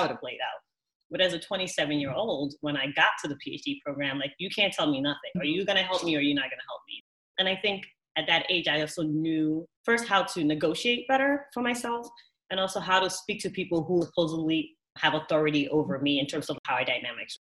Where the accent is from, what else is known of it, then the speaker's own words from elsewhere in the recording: New York City, New York, United States; also born or lived in Ghana / Madison, Wisconsin; I was born in Ghana, but I was raised in the Bronx and now I live in downtown Manhattan.